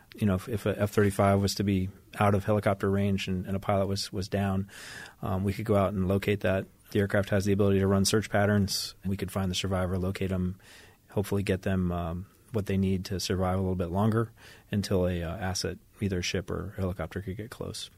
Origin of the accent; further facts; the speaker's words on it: Ithaca, New York, United States; moved away as an adult; also born or lived in Japan; now in San Diego, United States; I'm originally from upstate New York, uh, Ithaca, New York